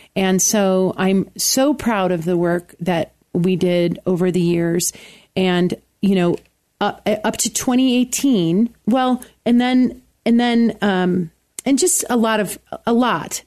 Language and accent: English; Buffalo, New York, United States; moved away as an adult; also born or lived in Williamsville, New York; now in Colorado Springs, United States; growing up in Buffalo